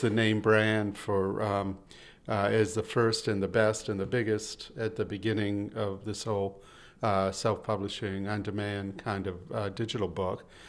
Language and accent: English; Boston, Massachusetts, United States; I'm from Boston